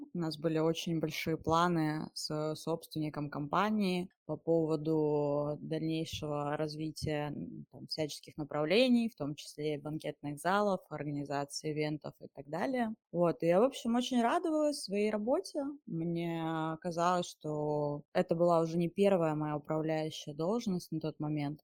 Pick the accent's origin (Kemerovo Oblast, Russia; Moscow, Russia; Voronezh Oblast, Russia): Kemerovo Oblast, Russia; Mezhdurechensk; moved away as an adult; Я из Сибири, и я родилась в небольшом городочке провинциальном. Он называется Междуреченск. До 17 лет я оттуда не выезжала